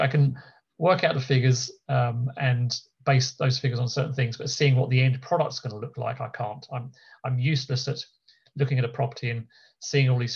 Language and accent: English; United Kingdom